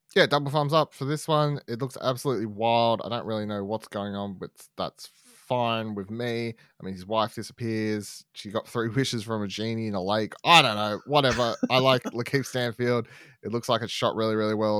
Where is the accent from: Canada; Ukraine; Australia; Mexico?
Australia; growing up in Australia